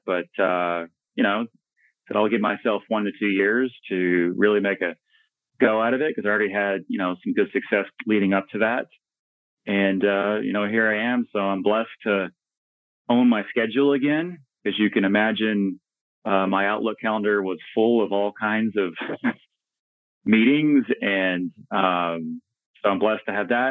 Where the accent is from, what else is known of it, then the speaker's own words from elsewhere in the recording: Dallas, Texas, United States; I was born and raised in the Dallas Fort Worth area in Texas. Um, so native Texan, native North Texan